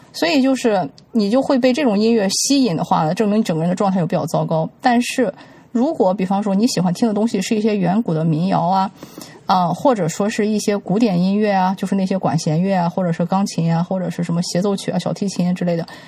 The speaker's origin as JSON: {"language": "Chinese", "country": "China", "said": "我们中国人经常说的啊，男才女貌，门当户对"}